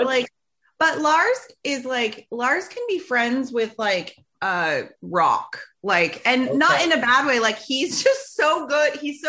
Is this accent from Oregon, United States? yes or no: no; Phoenix, Arizona, United States; moved away as an adult; also born or lived in Clinton, Iowa; now in Seattle, United States; I've been here for almost 17 years now, but I grew up in Phoenix, Arizona. Yes. My family still lives there.